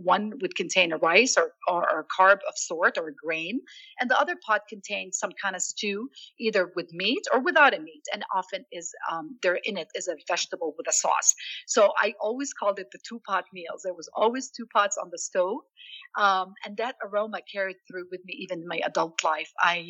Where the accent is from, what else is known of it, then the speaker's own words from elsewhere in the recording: Jerusalem, Palestine; I grew up, I was born and raised in Jerusalem. I grew up to Palestinian parents and grandparents.